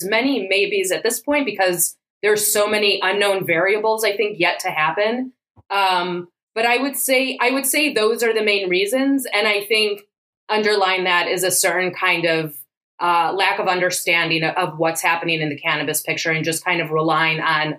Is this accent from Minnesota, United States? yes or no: no; Chicago, Illinois, United States; moved away as an adult; also born or lived in New York; now in Israel; I grew up in Chicago.